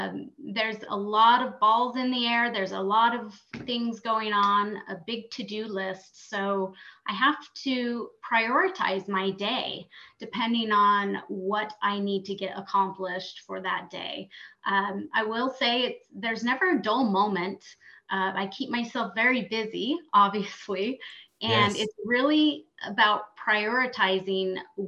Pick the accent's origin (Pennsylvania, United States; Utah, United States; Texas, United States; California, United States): Utah, United States; also born or lived in Arizona; born and raised in Utah. We briefly moved away to Arizona for a few years, but then moved back about 6 years ago